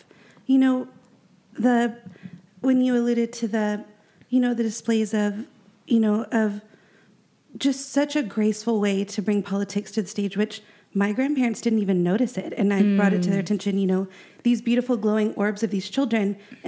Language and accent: English; the South, United States; You know, I grew up in church. I grew up in the Bible Belt.